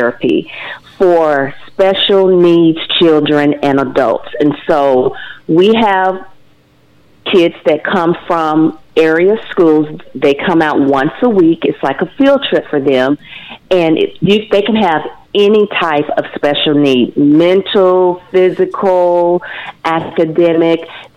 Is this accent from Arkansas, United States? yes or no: yes; Nashville, Arkansas, United States; moved away as an adult; also born or lived in Fayetteville, Arkansas / Dallas, Texas; I am originally from Nashville, Arkansas, just right down the street.